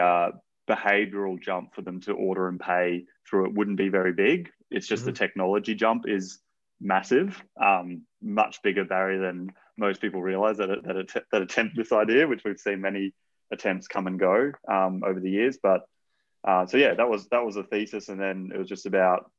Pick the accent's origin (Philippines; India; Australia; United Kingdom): Australia; Brisbane, Queensland; moved away; I'm from Brisbane originally